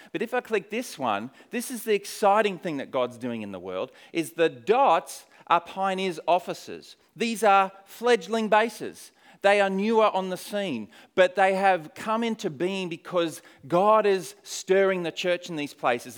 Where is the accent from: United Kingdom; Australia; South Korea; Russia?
Australia; moved away as an adult; also born or lived in Poland; now in New Zealand; I am an Aussie. Uh, but I haven't lived in Australia, if this counts for anything, for many years